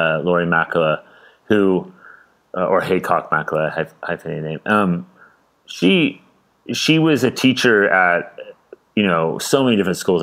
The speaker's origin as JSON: {"language": "English", "town": "Carmel", "region": "California", "country": "United States", "tie": "born or raised there", "also_born_or_lived": "San Francisco, United States", "said": "I grew up in Northern California. I was born in it's called Monterey Peninsula, and I was born in Carmel, and then grew up in that area"}